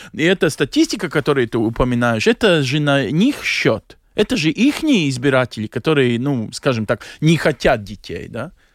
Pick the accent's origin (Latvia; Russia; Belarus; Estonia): Latvia; moved away as an adult; also born or lived in Belgium; как латыш